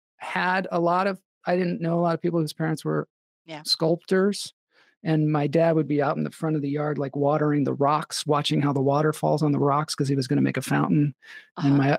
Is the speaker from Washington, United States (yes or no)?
yes; Edmonds, Washington, United States; moved away; I grew up in Edmonds, Washington.